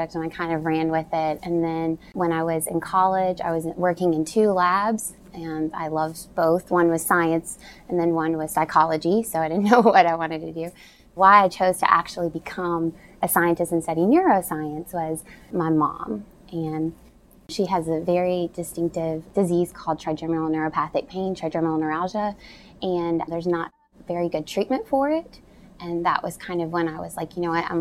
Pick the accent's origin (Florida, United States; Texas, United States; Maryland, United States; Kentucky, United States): Kentucky, United States; Simpsonville; I grew up in Simpsonville, Kentucky, which is an hour from Lexington, so I'm homegrown Kentucky bred girl.